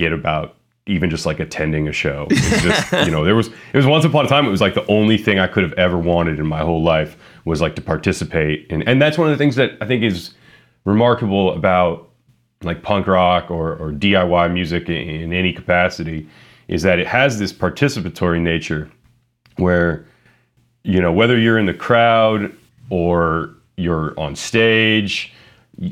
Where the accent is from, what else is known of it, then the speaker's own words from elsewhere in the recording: Youngstown, Ohio, United States; my hometown, in Youngstown